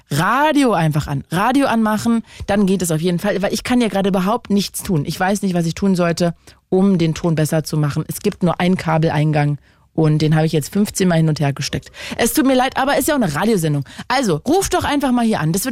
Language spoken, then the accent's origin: German; Lohne, Lower Saxony, Germany; aus Lohne.